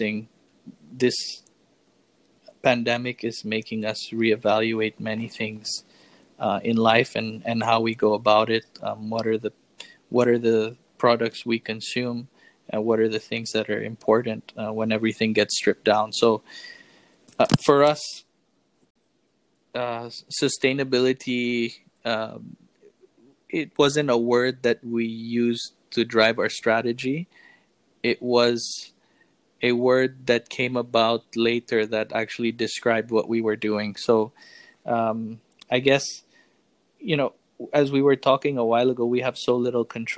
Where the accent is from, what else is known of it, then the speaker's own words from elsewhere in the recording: Philippines; As a Filipino